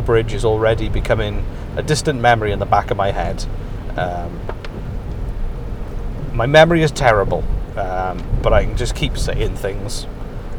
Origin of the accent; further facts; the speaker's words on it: Welsh, Wales, United Kingdom; I'm Welsh